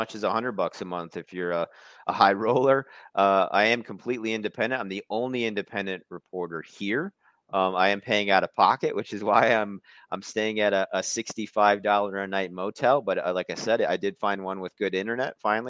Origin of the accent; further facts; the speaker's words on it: Milwaukee, Wisconsin, United States; I'm from Milwaukee originally, but I lived, you know, about a decade in small town Wisconsin